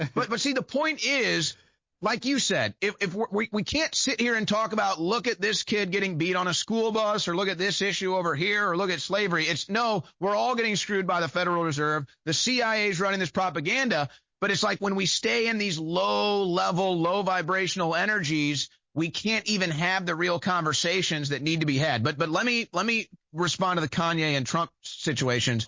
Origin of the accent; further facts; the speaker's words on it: St. Louis, Missouri, United States; moved away; It was my hometown where I lived at the time